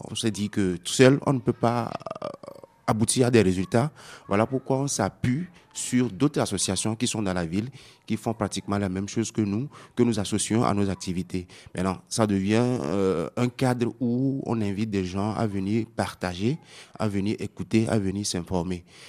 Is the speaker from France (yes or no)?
no; Tsévié, Maritime, Togo; je viens de la commune de Zio 1, euh, dans le chef-lieu à à 35 km, qui est situé à 35 km de, de Lomé